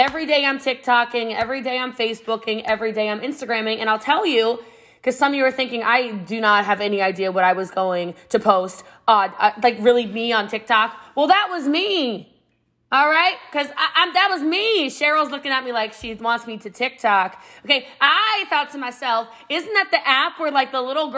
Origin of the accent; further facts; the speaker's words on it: Middletown, Maryland, United States; I'm from Middletown, Maryland. It's about an hour outside of D.C., a small country town, and Frederick County, Maryland. And I grew up before it was what it is now